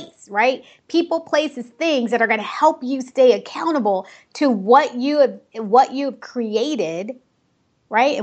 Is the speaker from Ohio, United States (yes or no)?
yes; Cleveland, Ohio, United States; moved away; also born or lived in Dominican Republic; I was born in Cleveland, Ohio